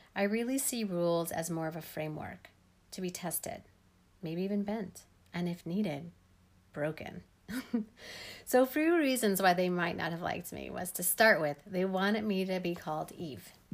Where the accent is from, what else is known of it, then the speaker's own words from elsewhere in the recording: Denver, Colorado, United States; also born or lived in Leadville, Colorado; I grew up in Denver, Colorado